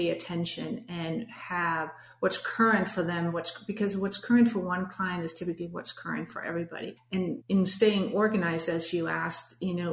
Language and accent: English; Denmark; English is a second language; moved away as an adult; now in United States; you might have detected my accent, but I'm born and raised in Denmark.